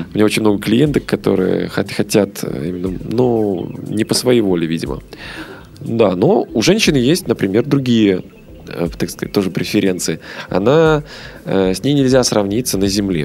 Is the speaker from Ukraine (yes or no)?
no; Belarus; в Беларуси, да, откуда я родом